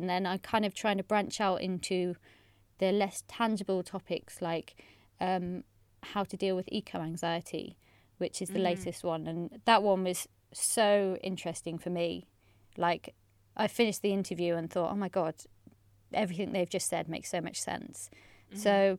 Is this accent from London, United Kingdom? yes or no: no; Bristol, South West England, United Kingdom; moved away as an adult; now in Wellington, New Zealand; But since moving here, I think I'm really lucky that I came from Bristol to Wellington, two super eco-friendly cities, so it's not been bad.